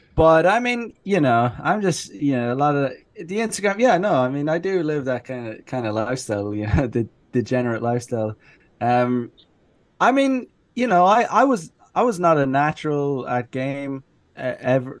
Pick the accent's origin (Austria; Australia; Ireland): Ireland; moved away as an adult; now in Japan; I am originally from Ireland. I grew up there. I lived there until I was 25 or 26